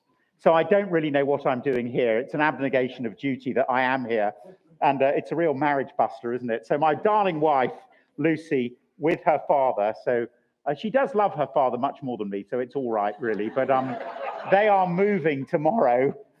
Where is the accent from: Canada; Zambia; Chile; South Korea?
Chile; born there; So I was born in Chile in South America. My dad worked for BAT, British American Tobacco. So I was born there.